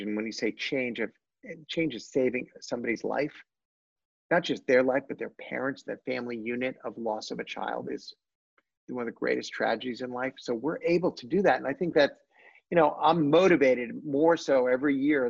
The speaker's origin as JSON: {"language": "English", "town": "Washington", "region": "District of Columbia", "country": "United States", "said": "From Washington D.C."}